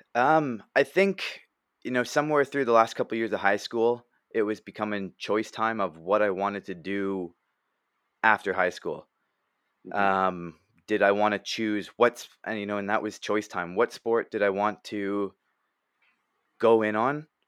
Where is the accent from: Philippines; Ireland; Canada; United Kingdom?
Canada; I played hockey growing up in Canada and lacrosse